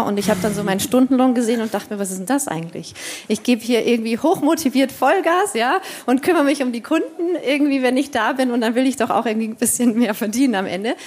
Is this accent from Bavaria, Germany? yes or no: yes; Bavaria, Germany; wenn man so im konservativen Bayern äh, aufwächst